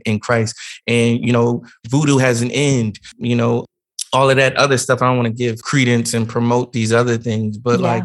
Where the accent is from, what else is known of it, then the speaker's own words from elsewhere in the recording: New Jersey, United States; I come from a very small, a very small town. So it's not like mega preachers come to our church all the time or anything like that. But we were at a different church. I'm from Jersey